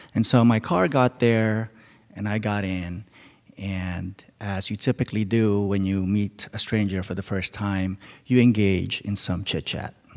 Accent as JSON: {"language": "English", "region": "Alaska", "country": "United States", "moved": "yes", "lives_now": "Seattle, United States", "said": "I'm from Alaska."}